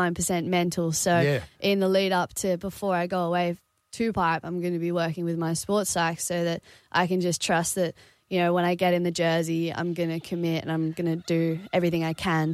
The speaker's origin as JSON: {"language": "English", "area": "Sunshine Coast", "region": "Queensland", "country": "Australia", "said": "I come from the Sunshine Coast, where we don't get many big waves"}